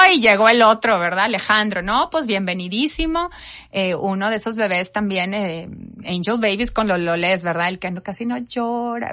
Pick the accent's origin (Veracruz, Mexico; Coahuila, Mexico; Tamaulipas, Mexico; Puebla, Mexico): Tamaulipas, Mexico; Reynosa; moved away; also born or lived in McAllen, Texas; yo nací en McAllen, pero toda la vida eh, estuve en Reynosa